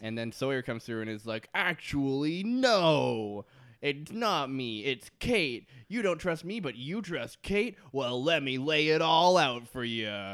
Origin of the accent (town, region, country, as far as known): Canada